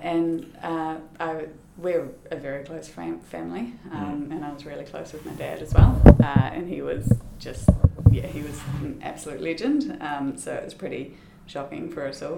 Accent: Christchurch, Canterbury, New Zealand; moved away as an adult; I am Christchurch born and bred. So I was born in Christchurch and grew up in Christchurch

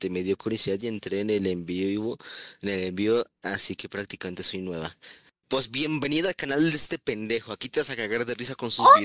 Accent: Colombia; pidan que no queramos chisme cuando veamos algo interesante en el chat, porque somos colombianos.

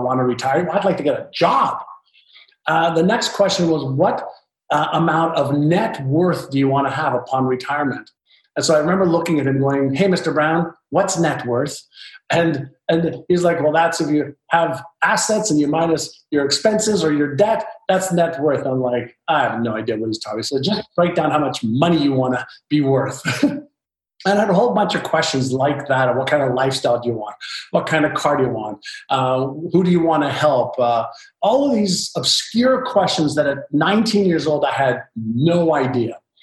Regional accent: Montreal, Quebec, Canada; English is a second language; also born or lived in Israel; when I moved from Israel to Montreal, Canada, I was just learning the Hebrew language as a 5-year-old

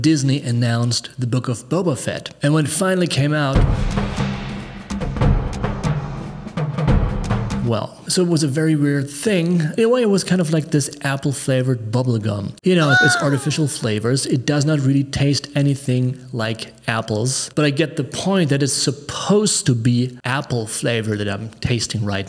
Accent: Germany; Growing up in Germany during the 1980s

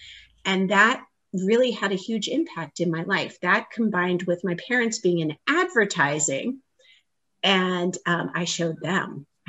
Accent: Hawaii, United States; moved away as an adult; also born or lived in Boston, Massachusetts / East Coast; now in Naperville, United States; So I was born and raised in Hawaii.

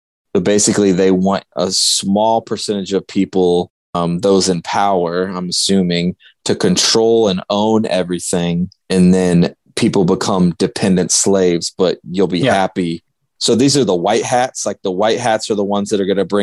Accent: United States; as an American, you know, growing up here

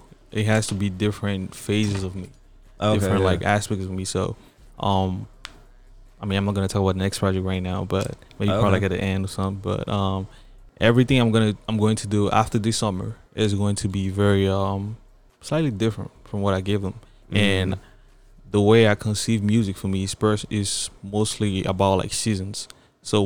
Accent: Cameroon; first language French; English is a second language; moved away; I was born in Cameroon

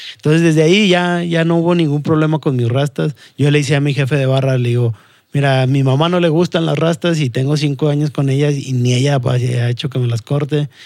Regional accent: Saltillo, Coahuila, Mexico; also born or lived in Mexico City; la jefa se decide regresar para, para acá, para, para Saltillo, y básicamente me considero eh, más norteño que, que, otra cosa. Siempre he vivido aquí, bueno, la, la, mayor parte de mi vida la he vivido aquí, me considero saltillense.

